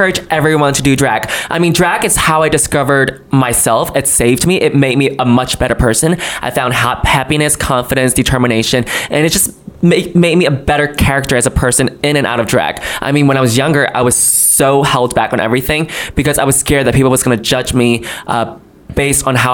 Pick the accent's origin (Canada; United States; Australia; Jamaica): United States; New York; also born or lived in China; I was born in China. I moved here to the United States and grew up in New York when I was seven until I'm still here